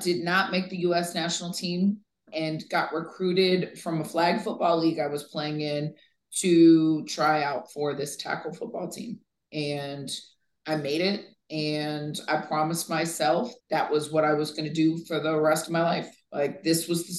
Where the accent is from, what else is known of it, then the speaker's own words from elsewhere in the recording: Vero Beach, Florida, United States; I grew up in Vero Beach, Florida